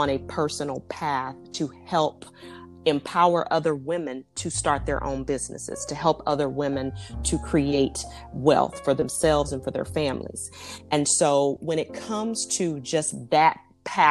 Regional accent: Dallas, Texas, United States; I'm from Dallas, Texas.

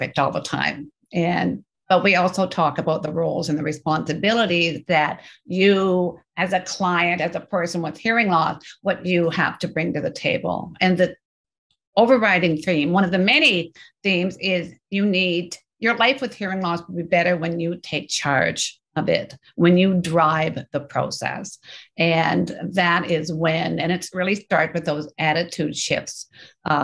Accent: Canada; I'm Canadian.

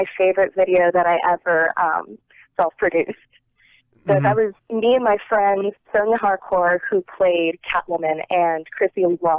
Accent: Northeast, United States; I grew up in the Northeast.

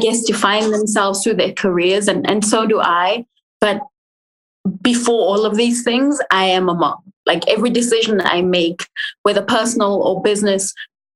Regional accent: England, United Kingdom; moved away; also born or lived in Africa (born here, likely South Africa); I was born here, but I grew up in England

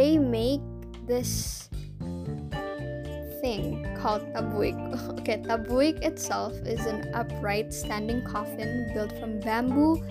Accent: Padang, West Sumatra, Indonesia; I am from Padang, which is West Sumatra. Yes, I'm from there

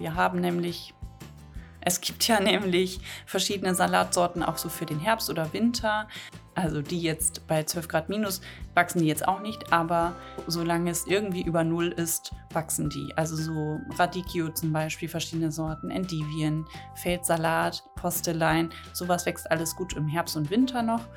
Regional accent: the North, Northern Germany, Germany; Schnippelbohnen, sagt man bei uns im Norden

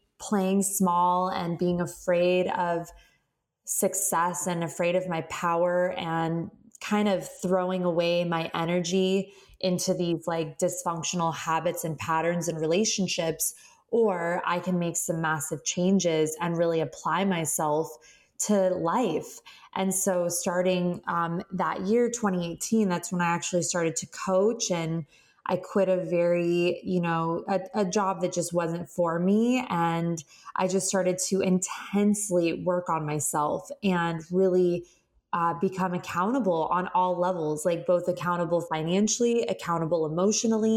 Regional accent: Phoenix, Arizona, United States; moved away as an adult; now in Southern California, United States; I'm born and raised in Phoenix, Arizona. I've lived in Southern California since I was about 18 years old

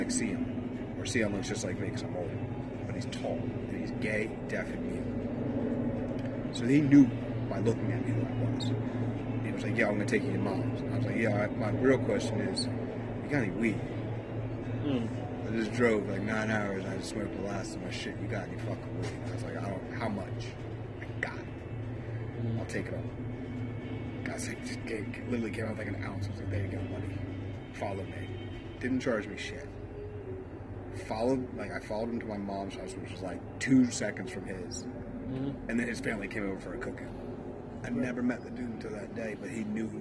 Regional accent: Salisbury, North Carolina, United States; moved away; also born or lived in Harrisburg, Pennsylvania; I'm from Salisbury, North Carolina

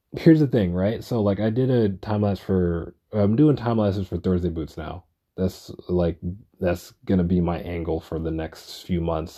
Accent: New York City, New York, United States; I'm a New Yorker

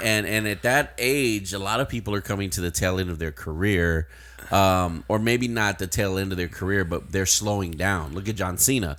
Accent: Uvalde, Texas, United States; my hometown

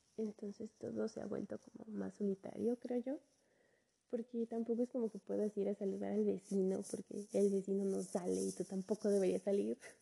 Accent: Mexico; soy de México.

